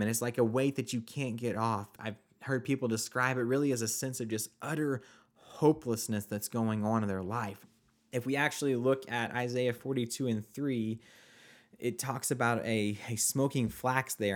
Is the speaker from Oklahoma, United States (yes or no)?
yes; Oklahoma, United States; I was born and raised in Oklahoma.